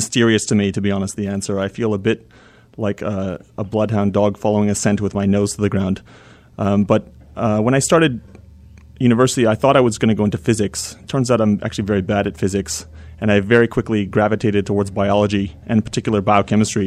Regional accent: Vancouver, British Columbia, Canada; moved away as an adult; also born or lived in Baltimore; now in Chapel Hill, United States; I grew up in Vancouver and did my training, first training there

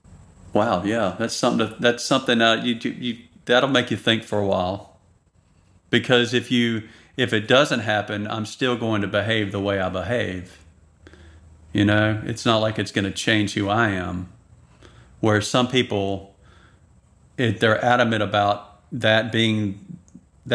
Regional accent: the South, United States; I grew up with people in the South

